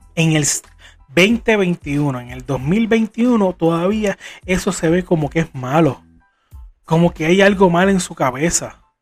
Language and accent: Spanish; Puerto Rico; como puertorriqueño